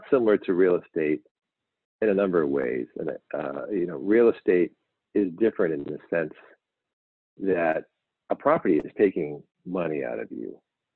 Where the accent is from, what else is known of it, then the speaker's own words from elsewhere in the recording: New York, United States; I grew up in New York